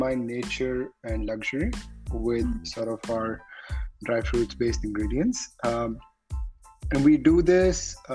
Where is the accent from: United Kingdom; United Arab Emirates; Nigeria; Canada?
United Arab Emirates; Dubai; moved away as an adult; now in California, United States; started off growing up in Dubai. I did my schooling there.